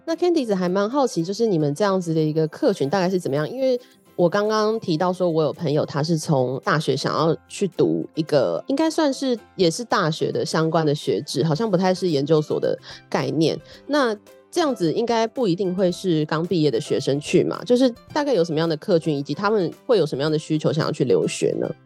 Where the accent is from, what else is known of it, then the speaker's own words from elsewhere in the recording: Taiwan; 土生土长在台湾耍废的年轻人